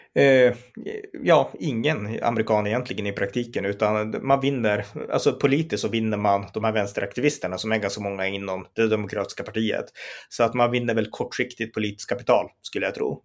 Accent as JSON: {"language": "Swedish", "country": "Sweden", "said": "vi i Sverige"}